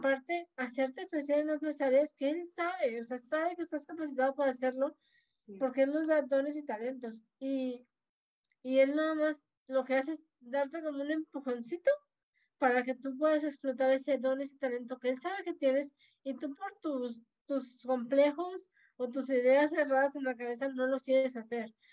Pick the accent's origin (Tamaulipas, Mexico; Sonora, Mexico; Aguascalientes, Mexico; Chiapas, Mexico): Tamaulipas, Mexico; Tampico; moved away as an adult; now in Tuxpan, Mexico; Yo soy de Tampico, Tamaulipas, originaria.